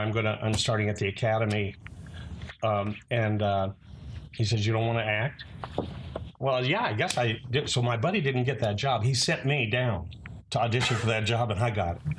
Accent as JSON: {"language": "English", "town": "Fresno", "region": "California", "country": "United States", "tie": "born or raised there", "also_born_or_lived": "Bay Area, California / Richmond, California", "moved": "as an adult"}